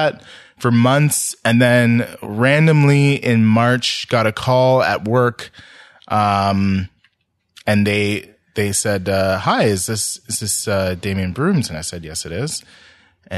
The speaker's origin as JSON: {"language": "English", "town": "Ottawa", "region": "Ontario", "country": "Canada", "said": "I'm from Ottawa"}